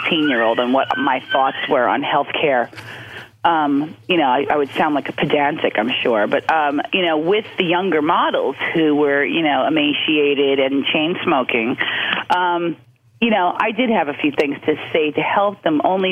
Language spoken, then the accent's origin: English; New York City, New York, United States; growing up in Queens, my mother managed to find fresh food